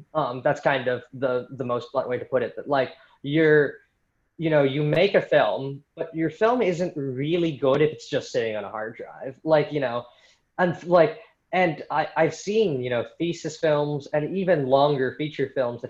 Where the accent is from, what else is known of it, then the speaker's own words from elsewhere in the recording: Philippines; just because, you know, I'm Filipino myself, and I really, you know, there aren't as many, like, you know, Filipino filmmaker idols in the 20th century that I know